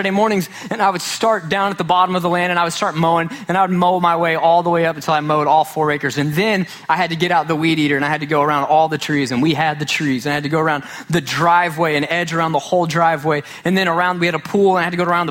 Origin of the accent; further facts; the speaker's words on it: Sachse, Texas, United States; growing up in Sachse, Texas.